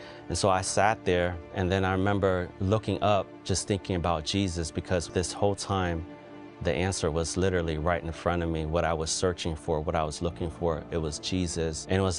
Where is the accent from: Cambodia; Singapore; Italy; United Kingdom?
Cambodia; now in United States; I'm from Cambodia. My family came here to the U.S. in the early 80s due to the civil war there.